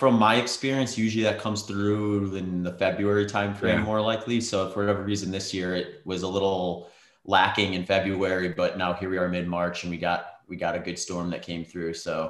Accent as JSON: {"language": "English", "region": "Midwest", "country": "United States", "tie": "born or raised there", "said": "Like, I grew up in the Midwest, so I'm not unfamiliar to gloomy, cloudy days"}